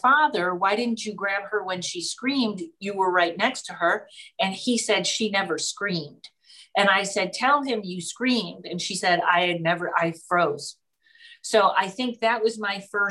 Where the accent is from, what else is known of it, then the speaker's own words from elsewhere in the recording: Pittsfield, Massachusetts, United States; also born or lived in Boston; when you're from Pittsfield, Massachusetts